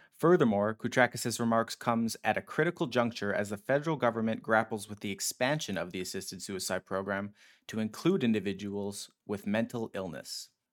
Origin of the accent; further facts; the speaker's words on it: Edmonton, Alberta, Canada; my hometown of Edmonton.